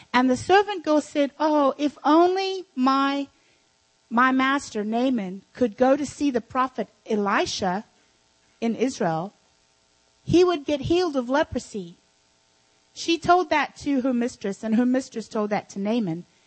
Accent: South Africa; moved away; when I was raised in South, in Africa, I had servants.

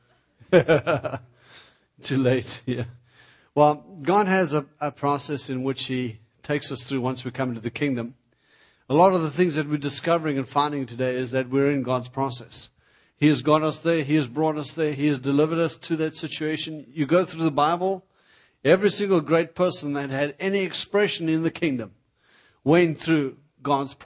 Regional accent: South Africa; moved away; I come from South Africa

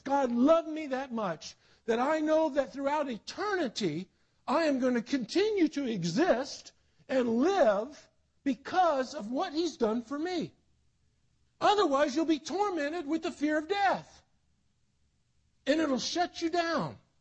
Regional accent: South Carolina, United States; also born or lived in Netherlands; I grew up in South Carolina born in Holland, but I grew up in the in the South.

